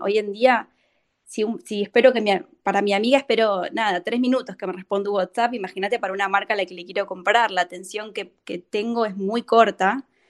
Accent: Argentina

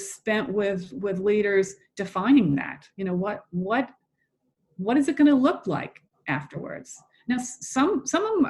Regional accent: Boston, Massachusetts, United States; now in Atlanta, United States; I'm originally from the Boston area

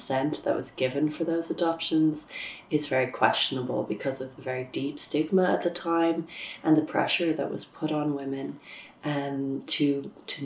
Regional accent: Dublin, Leinster, Ireland; I'm from Dublin and I'm a freelance journalist

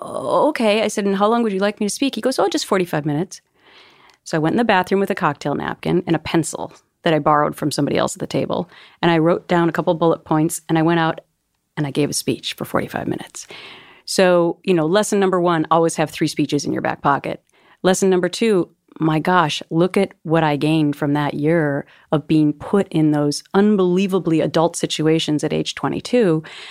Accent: Minnesota, United States; never did that stuff. I'm from Minnesota

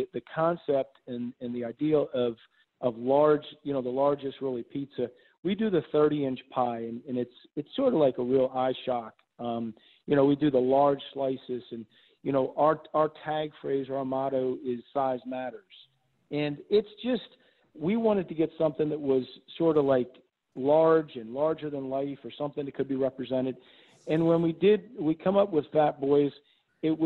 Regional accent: Miami, Florida, United States; moved away as an adult; now in New Orleans, United States; I'm originally from Miami, Florida. That's where, you know, I grew up and went to high school

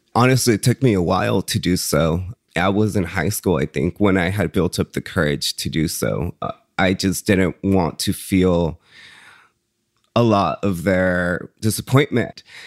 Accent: Woodland, California, United States; English is a second language; also born or lived in Jalisco, Mexico / San Francisco; I grew up in Woodland, California

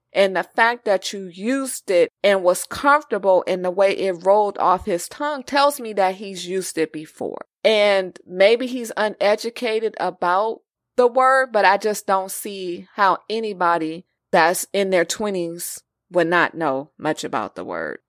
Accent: California, United States; being raised in California

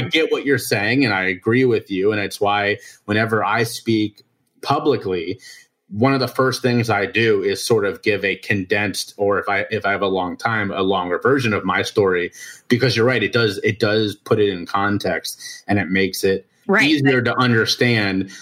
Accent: Cincinnati, Ohio, United States; moved away as an adult; now in South Carolina, United States; I was born and raised in Cincinnati, Ohio.

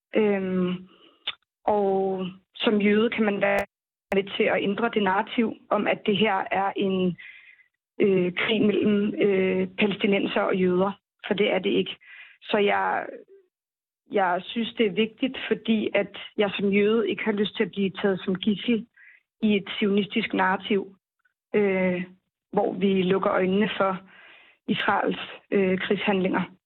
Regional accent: Denmark; jeg er vokset op i Danmark

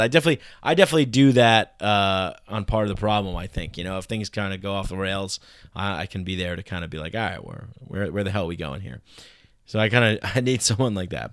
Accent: New York, United States; I grew up in New York

